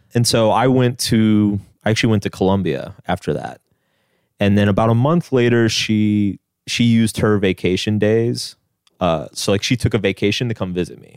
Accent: Austin, Texas, United States; now in New York, United States; I grew up in Austin, Texas

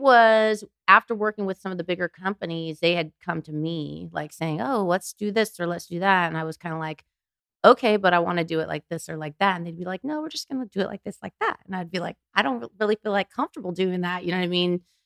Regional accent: Anaheim, California, United States; I'm from Anaheim

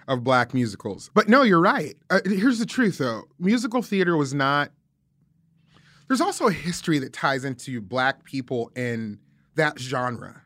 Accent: Las Vegas, Nevada, United States; moved away as an adult; also born or lived in Scotts Valley, California; now in Nashville, United States; grew up in Las Vegas, went from Las Vegas to Scotts Valley, which is outside of Santa Cruz

